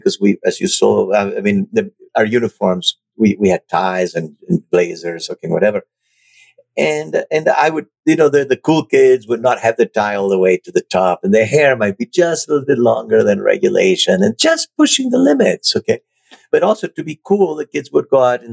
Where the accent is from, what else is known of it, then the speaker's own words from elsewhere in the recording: Buenos Aires, Argentina; moved away as an adult; also born or lived in Germany / France; now in United States; I was raised in Argentina, and I went to a British all-boy boarding school